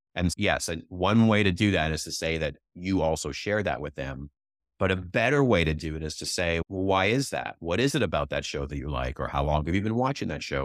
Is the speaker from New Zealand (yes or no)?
no; Canada; also born or lived in Vancouver; now in Silicon Valley, United States; I'm Canadian